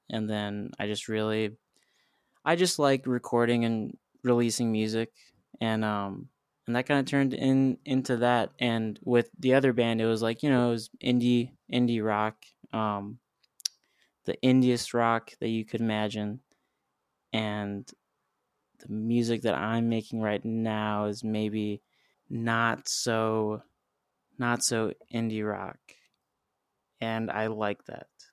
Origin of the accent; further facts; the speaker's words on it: Highland, Indiana, United States; now in Nashville, United States; We're, we're actually from this town called Highland, Indiana. So I'm a Hoosier.